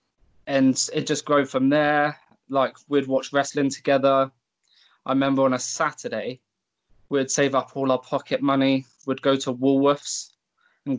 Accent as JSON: {"language": "English", "town": "Tavistock", "region": "South West England", "country": "United Kingdom", "tie": "born or raised there", "said": "in my hometown of Tavistock"}